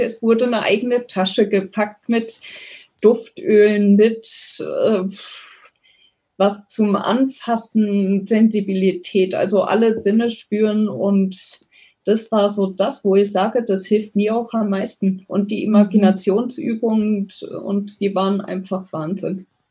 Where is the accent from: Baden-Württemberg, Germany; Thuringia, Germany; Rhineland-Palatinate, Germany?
Rhineland-Palatinate, Germany; near Koblenz; moved away; also born or lived in Bavaria; aufgewachsen bin ich ähm, in Rheinland-Pfalz in der Nähe von Koblenz